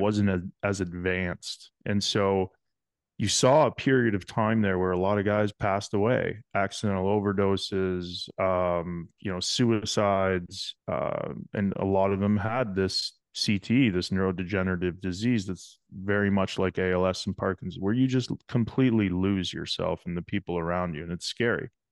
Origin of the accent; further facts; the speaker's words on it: King City, Ontario, Canada; I grew up in a small town called King City, Ontario